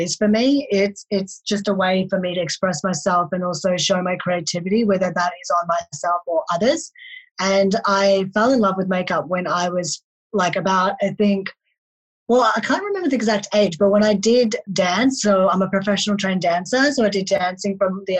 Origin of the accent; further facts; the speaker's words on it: Melbourne, Victoria, Australia; also born or lived in Delhi, India; I was born in Delhi, India. So I was born there and then I was adopted to an Australian family at the age of 4. And ever since then, I've been living in Melbourne, Australia